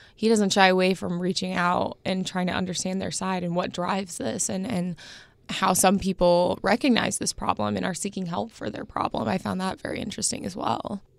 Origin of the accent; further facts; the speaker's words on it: Indianapolis, Indiana, United States; growing up in Indianapolis, seeing in your hometown paper